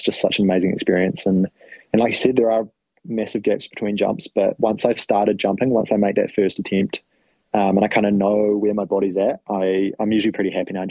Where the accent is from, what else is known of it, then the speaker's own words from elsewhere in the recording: New Zealand; I'm a Kiwi, Frankie. I'll put it that way.